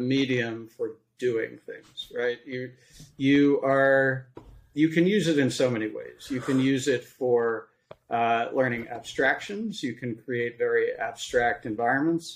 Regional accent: Philadelphia, Pennsylvania, United States; I originally grew up on the East Coast in Philadelphia

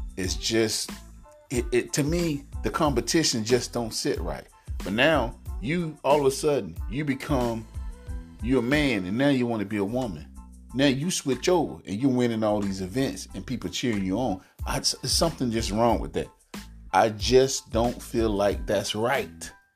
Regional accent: United States; I'm African American

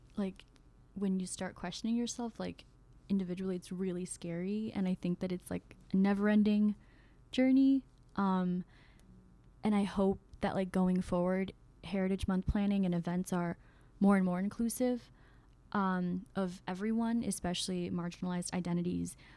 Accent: Oklahoma, United States; moved away as an adult; also born or lived in Myanmar; I was born in Burma, also known as Myanmar, and my family and I immigrated over here when when I was seven years old in 2005 to Oklahoma

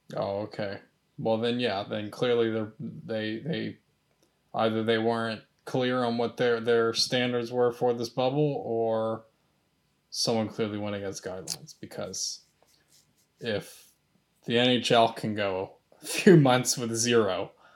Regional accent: United States; I'm an American

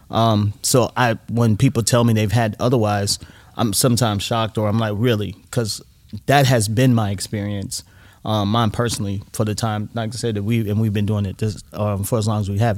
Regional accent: United States; being an American

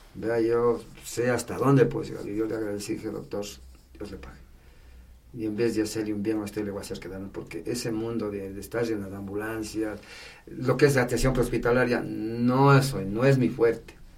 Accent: Patate, Tungurahua, Ecuador; Yo soy de Patati

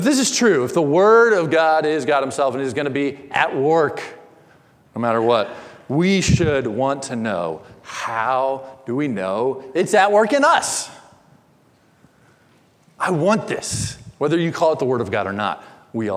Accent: Indiana, United States; born or raised there

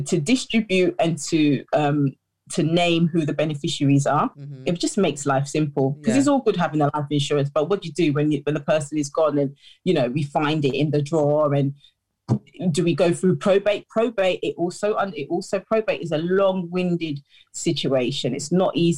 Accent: United Kingdom; I am a British born Ghanaian.

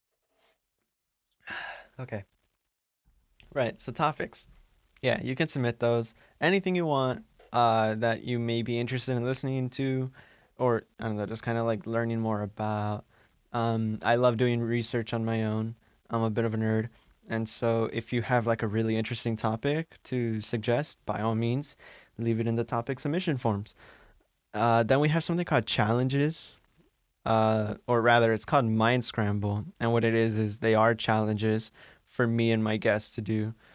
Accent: Santa Ana, California, United States; moved away as an adult; now in Maine, United States; I'm from Santa Ana in Orange County

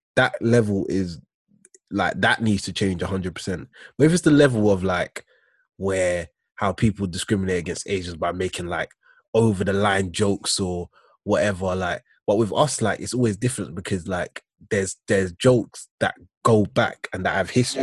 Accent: United Kingdom; also born or lived in United States; I'm British

